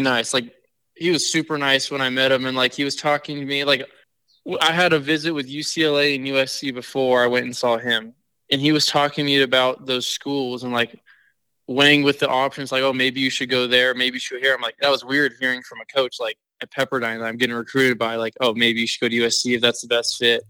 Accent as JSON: {"language": "English", "town": "San Diego", "region": "California", "country": "United States", "tie": "born or raised there", "said": "I grew up in San Diego"}